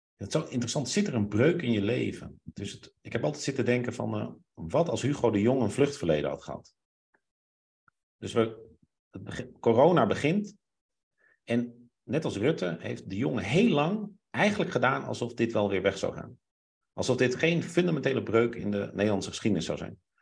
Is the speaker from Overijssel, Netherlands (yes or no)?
no; Groningen, Netherlands; ik ging in Groningen wonen en toen ben ik twee jaar gepest